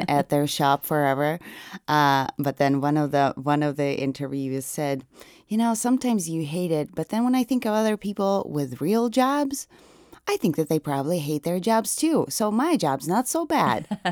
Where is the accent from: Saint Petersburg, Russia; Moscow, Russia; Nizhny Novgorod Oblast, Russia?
Nizhny Novgorod Oblast, Russia; moved away; I'm from Nijni Novgorod